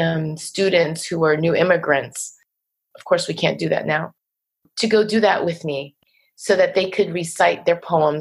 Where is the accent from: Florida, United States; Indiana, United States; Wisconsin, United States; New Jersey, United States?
New Jersey, United States; Waldwick; accent: Jersey; we lived on a dead-end road in Waldwick, New Jersey